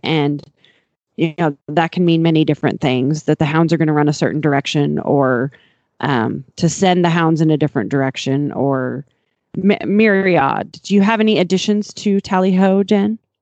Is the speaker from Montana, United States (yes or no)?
yes; Montana, United States; I'm from Montana